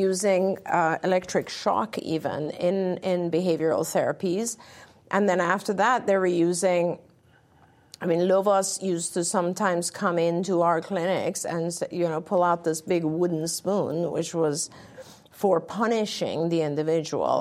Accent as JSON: {"language": "English", "region": "England", "country": "United Kingdom", "tie": "born or raised there", "moved": "yes", "said": "When I grew up, I grew up in England."}